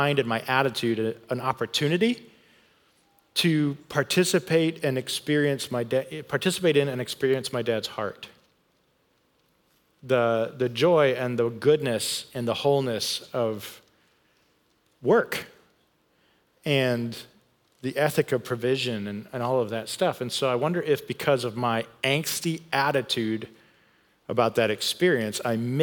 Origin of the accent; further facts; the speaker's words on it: Grand Rapids, Michigan, United States; I grew up in West Michigan where, man, they see snow and cold there quite a bit, in Grand Rapids, Michigan